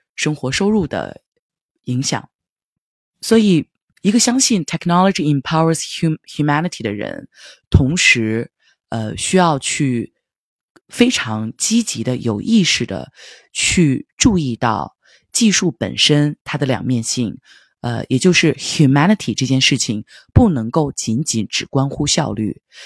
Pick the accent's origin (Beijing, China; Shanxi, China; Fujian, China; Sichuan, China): Shanxi, China; Linfen; moved away; also born or lived in Silicon Valley, California / New York; 会有两三周就回到山西临汾平阳我的家乡